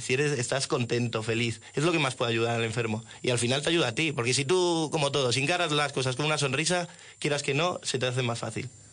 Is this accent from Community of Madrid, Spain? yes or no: yes; Madrid, Community of Madrid, Spain; nosotros aquí somos de Madrid